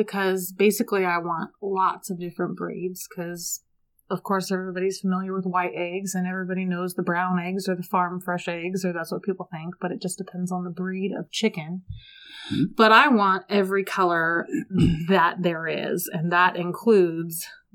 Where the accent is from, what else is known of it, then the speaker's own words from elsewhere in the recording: San Diego, California, United States; moved away; I'm from San Diego